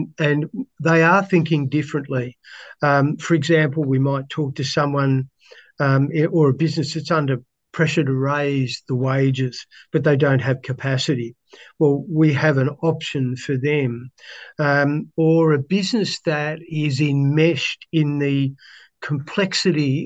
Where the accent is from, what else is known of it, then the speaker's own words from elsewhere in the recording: Melbourne, Victoria, Australia; I grew up in Melbourne